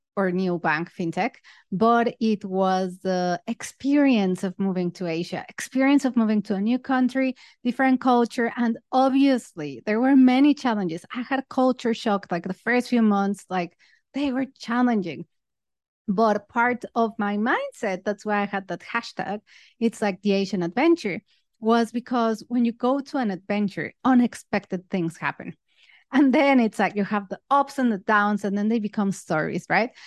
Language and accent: English; Mexico; moved away as an adult; also born or lived in United Kingdom; now in Singapore; I'm originally from Mexico, but then I moved to the U K to study my master's